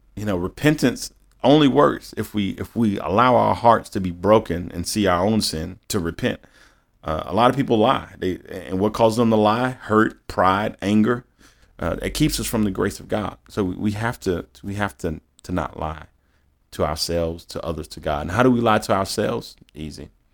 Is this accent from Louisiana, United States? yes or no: yes; Baton Rouge, Louisiana, United States; moved away as an adult; also born or lived in East Coast; I born and raised in Baton Rouge. I moved out to the East Coast